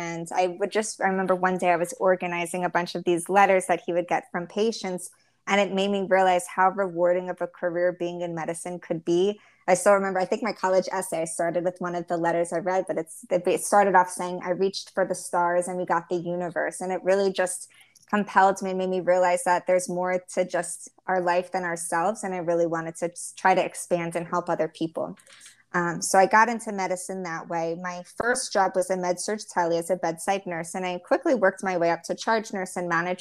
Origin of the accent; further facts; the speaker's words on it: Baltimore, Maryland, United States; moved away as an adult; now in Miami, United States; Born and raised in Baltimore